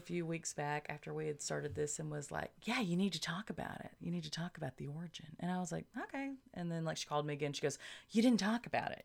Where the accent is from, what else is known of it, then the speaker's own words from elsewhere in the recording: Arkansas, United States; we're from Arkansas